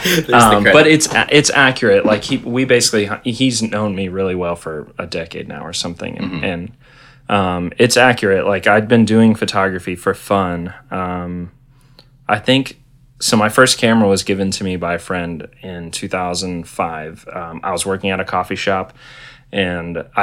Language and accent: English; Tallahassee, Florida, United States; also born or lived in Orlando; I moved from Tallahassee, where I grew up, to Orlando